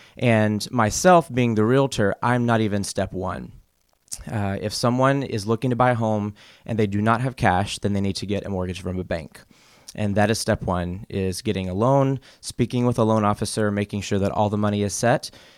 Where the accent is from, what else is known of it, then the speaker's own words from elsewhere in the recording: South Carolina, United States; So I am originally from the Carolinas. I was born in South Carolina and moved to North Carolina in the eighth grade after my dad had a job transfer. And so I lived in the Carolinas all the way from my childhood up until graduating college.